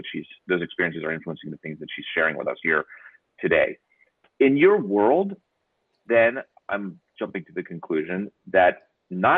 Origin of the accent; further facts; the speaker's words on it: United States; as an American